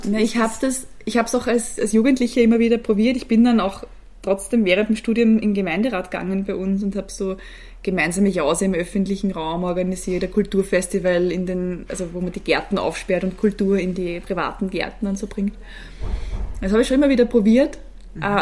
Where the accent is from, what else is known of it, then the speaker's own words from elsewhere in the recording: Gedersdorf, Lower Austria, Austria; Also ich bin aufgewachsen, ich komme aus dem schönen Gedersdorf, auch in Niederösterreich, eineinhalb Stunden von hier in der Nähe von Krems. Bin dort wirklich sehr klassisch am Land groß geworden